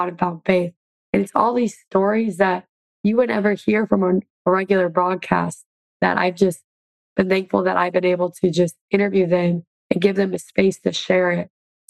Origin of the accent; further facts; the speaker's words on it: Oshkosh, Wisconsin, United States; moved away; I was able to help raise money for my hometown. We raised together over $100,000 and built a new softball field in Oshkosh, Wisconsin.